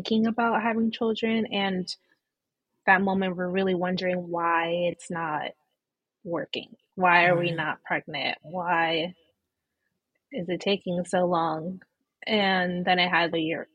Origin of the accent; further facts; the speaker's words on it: Connecticut, United States; I'm actually from Connecticut